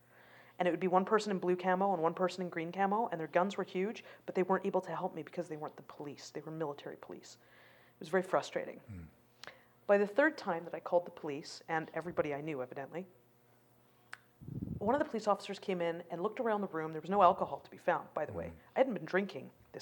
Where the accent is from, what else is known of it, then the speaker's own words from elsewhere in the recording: Canada; also born or lived in Calgary; I'm a Canadian citizen